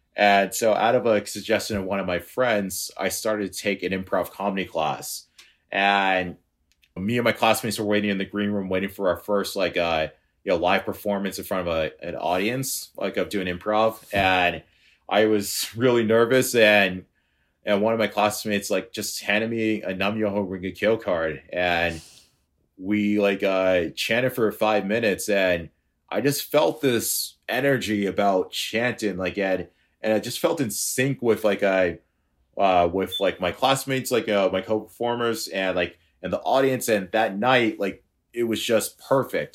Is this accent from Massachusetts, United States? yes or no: yes; Boston, Massachusetts, United States; I'm from Boston, and I'm a freelance web developer